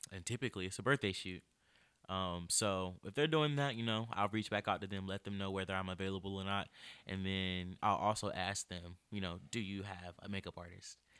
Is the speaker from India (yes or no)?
no; Greenville, North Carolina, United States; also born or lived in Chapel Hill, North Carolina; I'm from Greenville, North Carolina